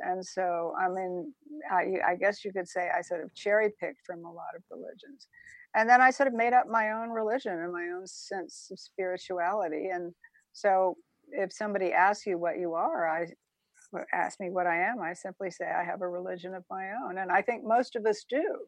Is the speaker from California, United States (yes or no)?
no; Savannah, Georgia, United States; also born or lived in Statesboro, Georgia; I was born in Savannah, Georgia, and my father was off in World War II